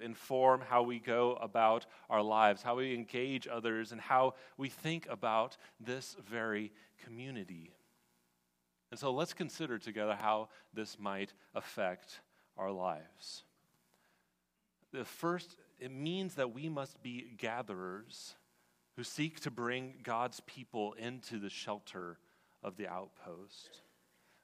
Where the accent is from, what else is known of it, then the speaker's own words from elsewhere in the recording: West Coast, United States; now in Washington, D.C. area, United States; I'm actually from the West Coast